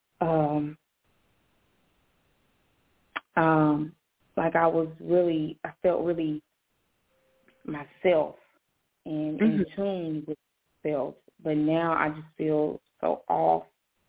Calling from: Jacksonville, Florida, United States; Jacksonville, Florida.

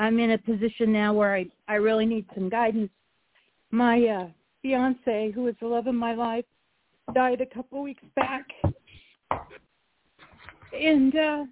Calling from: Nebraska, United States; I'm calling from Nebraska.

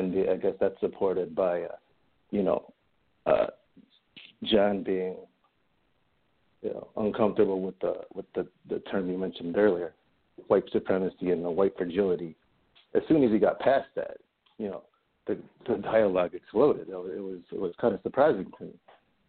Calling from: Cleveland, Ohio, United States; I'm calling from the Cleveland area.

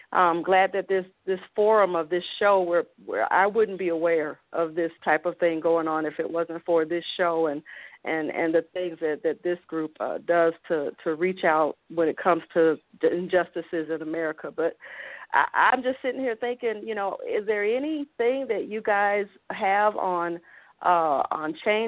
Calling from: Colorado Springs, Colorado, United States; Hi. Yes, I'm … from Colorado Springs, and I was just calling.

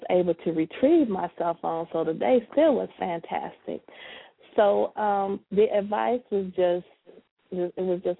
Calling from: Sterling Heights, Michigan, United States; I'm from Sterling Heights, Michigan.

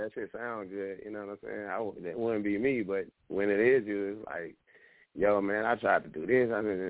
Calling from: Atlanta, Georgia, United States; I'm calling from Atlanta.

